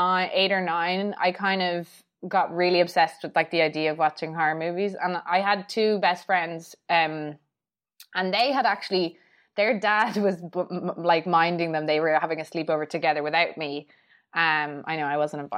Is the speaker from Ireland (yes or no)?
yes; Ireland; I'm obviously from Ireland, and I think here, obviously, everyone's basically Irish Catholic